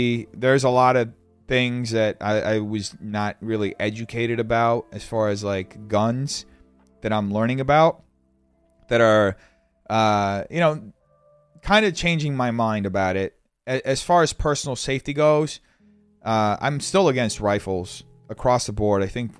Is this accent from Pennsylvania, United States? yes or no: no; Baltimore, Maryland, United States; Yeah, I'm from Baltimore and I visited LA last year.